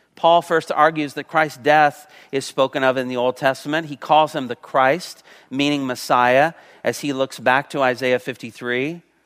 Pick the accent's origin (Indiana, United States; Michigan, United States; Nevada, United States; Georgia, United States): Indiana, United States; Covington; moved away; also born or lived in Illinois / California; when I was at Covington Middle School and Covington High School and my little town in Indiana, Covington, Indiana